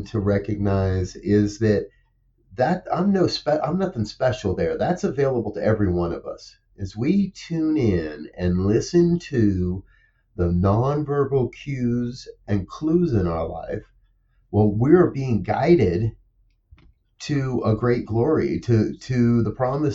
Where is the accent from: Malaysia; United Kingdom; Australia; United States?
United States; New Jersey; growing up in New Jersey, we'd travel into New York City quite a bit as kids